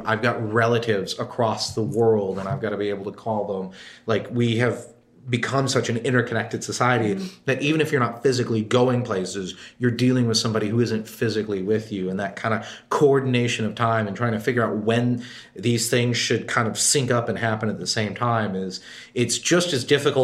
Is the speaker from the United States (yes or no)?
yes; Texas, United States; now in New York City, United States; growing up in Texas, you know, pretty far south down